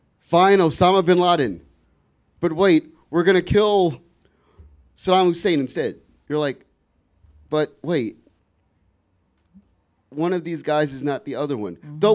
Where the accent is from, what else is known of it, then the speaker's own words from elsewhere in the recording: Washington, District of Columbia, United States; I grew up in Ward 7. I grew up in Deanwood. I proudly grew up in Deanwood.